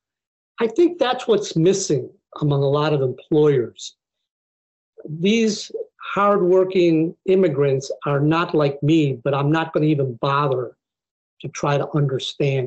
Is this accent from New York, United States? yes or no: yes; Buffalo, New York, United States; moved away; I grew up in Buffalo, New York, which is not a very diverse place